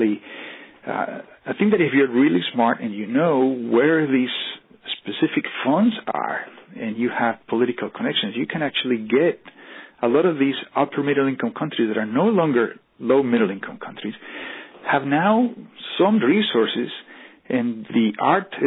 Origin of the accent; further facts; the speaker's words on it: Colombia; moved away; I am from Colombia.